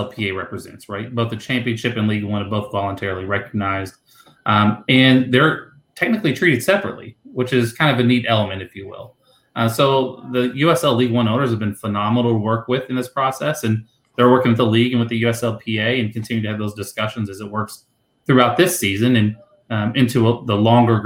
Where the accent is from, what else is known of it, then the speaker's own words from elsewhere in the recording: Kentucky, United States; Kentucky, my home state